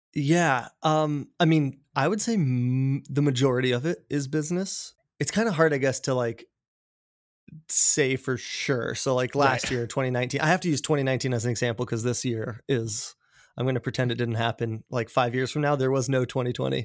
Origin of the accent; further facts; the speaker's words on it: Colorado, United States; now in Seattle, United States; I grew up in Colorado in a small mountain town outside of Denver